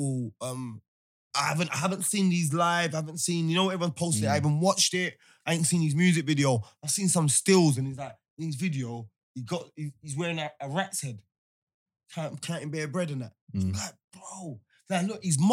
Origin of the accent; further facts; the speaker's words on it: London, United Kingdom; It's just the whole borough, Hackney. We're from that place